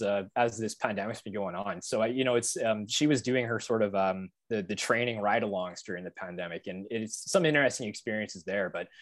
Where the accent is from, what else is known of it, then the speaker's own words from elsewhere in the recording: Medicine Hat, Alberta, Canada; I remember growing up in Medicine Hat. It was, you know, I went to like Ross Glen Elementary School, Alexander Junior High School, and Medicine Hat High.